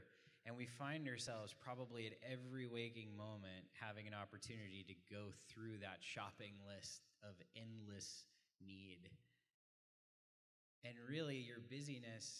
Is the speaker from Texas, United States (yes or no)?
yes; Frisco, Texas, United States; I grew up in Frisco. I've seen Frisco change